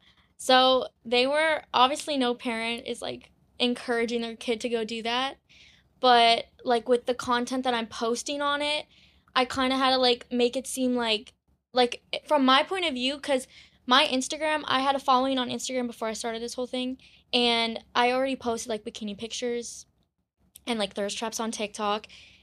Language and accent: English; Parkland, Florida, United States; I'm from Florida.